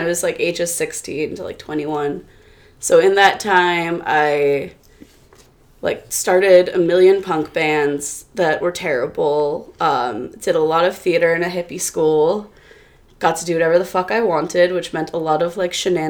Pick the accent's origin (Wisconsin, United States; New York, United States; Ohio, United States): New York, United States; New York City; I'm from Flushing, Queens.